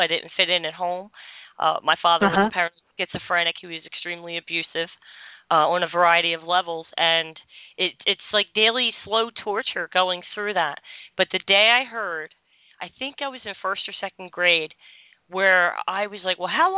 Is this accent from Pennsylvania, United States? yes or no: yes; Philadelphia, Pennsylvania, United States; I grew up in South Philly